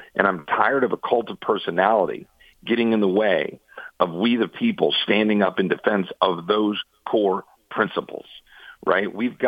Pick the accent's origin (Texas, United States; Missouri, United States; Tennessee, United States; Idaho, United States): Texas, United States; as a Texan